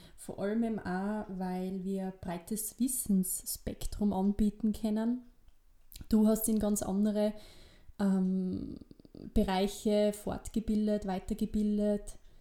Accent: Gleisdorf, Styria, Austria; accent: East Styrian; moved away as an adult; also born or lived in Salzburg; ich bin eben dort im Bezirk Weiz, nee, Kleisdorf, ähm, aufgewachsen

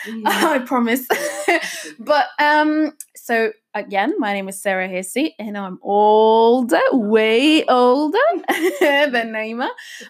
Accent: Elverum, Innlandet, Norway; born there; also born or lived in Egypt; I was born in Norway. I was born in a little town called Elverum. It's in the southern part of Norway, actually.

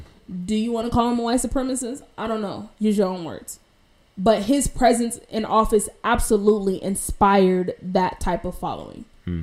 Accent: California, United States; I'm not from New York. I was born and raised in California.

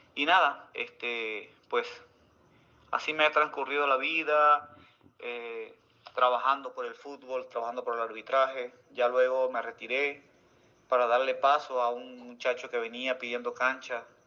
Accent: Antolín del Campo, Nueva Esparta, Venezuela; Nací en un pueblito de acá del municipio Antolín del Campo, donde queda Playa Parguito, Playa El Agua, El Tirano, en el estado de Nueva Esparta. Soy margariteño de raíces eh, profunda

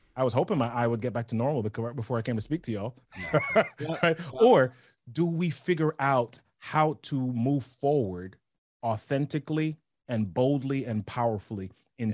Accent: New York, United States; also born or lived in Oshawa / Massachusetts; now in Maryland, United States; I grew up in New York

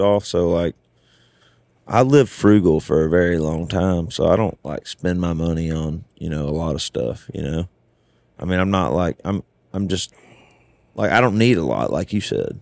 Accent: the South, United States; now in Nashville, United States; I'm from the South

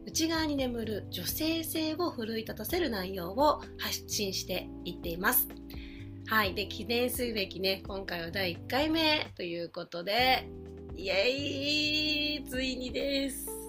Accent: Tokyo, Japan; ま東京生まれ東京育ちで

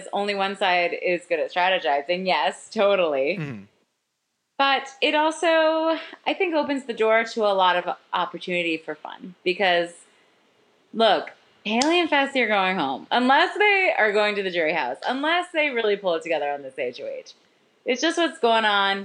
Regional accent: Canada; I'm Canadian

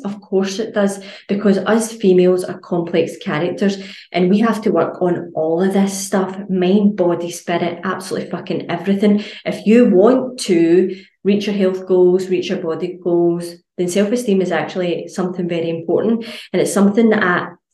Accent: Scotland, United Kingdom; as Scottish people

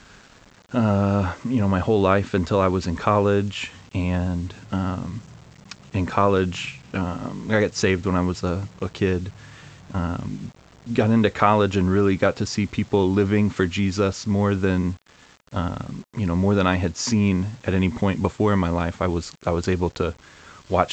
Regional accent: Northern Kentucky, United States; I grew up in Northern Kentucky, been here my whole life

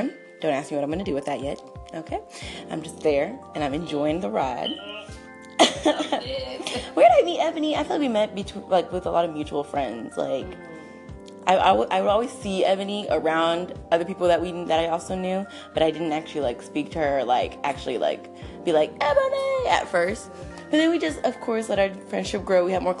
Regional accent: Jacksonville, Florida, United States; also born or lived in Chesterfield, Missouri, United States / North Carolina, United States / Marietta, Georgia, United States / Arlington, Texas, United States; I am from Jacksonville, Florida, by way of Chesterfield, Missouri, by way of, where did I live in North Carolina? Somewhere in North Carolina, I forgot. By way of Georgia, near the Atlanta area, Marietta.

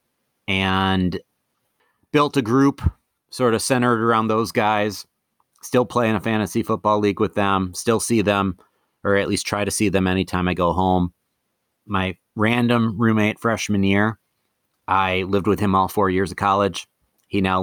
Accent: Madison, Wisconsin, United States; moved away as an adult; also born or lived in Eau Claire, Wisconsin; now in Twin Cities, United States; I'm from Madison. Kind of thought I would have been in Madison forever, but in 2011 moved to Minnesota

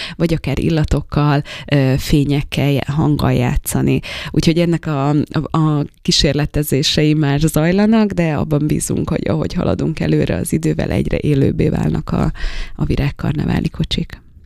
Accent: Slovakia; now in Debrecen, Hungary; én felvidéki vagyok

